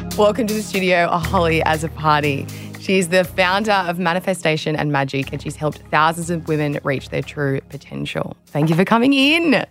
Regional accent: Australia

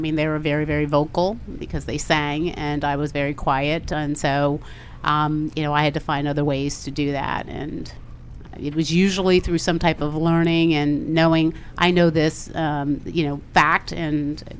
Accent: Manassas, Virginia, United States; Manassas, Virginia.

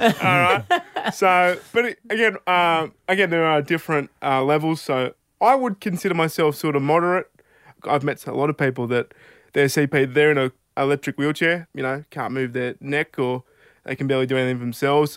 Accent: Albury, New South Wales, Australia; also born or lived in Mildura, Victoria; we'd moved to Albury, where I've grown up my, pretty much my whole life

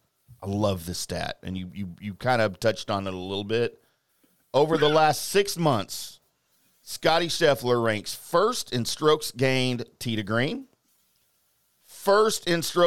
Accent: Michigan, United States; now in Dallas, United States; I'm from Michigan.

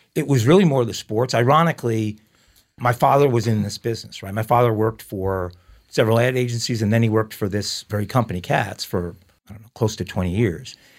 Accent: Long Island, New York, United States; also born or lived in Islip, New York / Babylon, New York; I grew up in Long Island

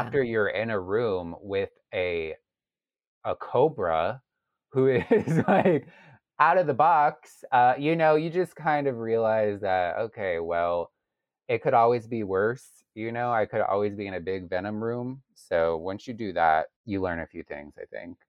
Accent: Largo, Florida, United States; moved away as an adult; also born or lived in Chicago; I'm from Largo, which is near Clearwater Beach, which is near Saint Petersburg

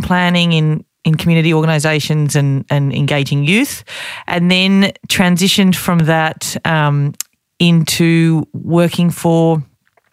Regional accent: Sydney, New South Wales, Australia; I grew up in on the Lower North Shore in Sydney

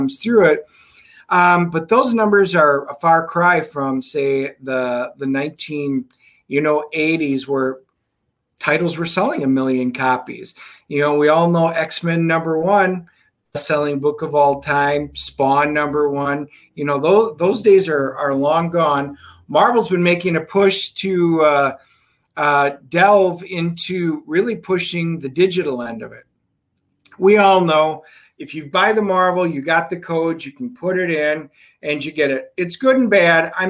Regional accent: Wisconsin, United States; moved away; I'm from Wisconsin originally

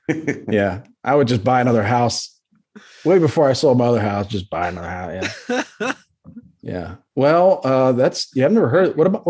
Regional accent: Maryland, United States; moved away as an adult; also born or lived in Florida; now in Dallas, United States; I didn't grow up there. I moved there when I was like in my 20s.

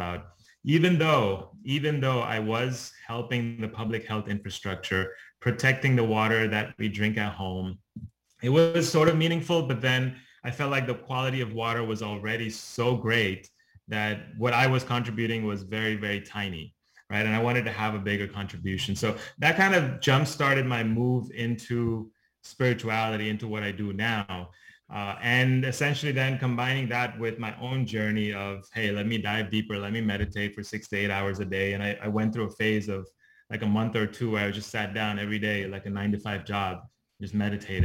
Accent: Dubai, United Arab Emirates; moved away; I was born and brought up in the Middle East in Dubai

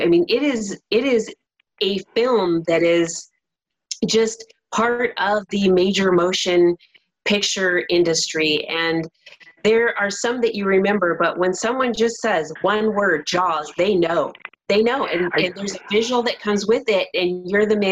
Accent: Southern California, United States; I grew up in Southern California

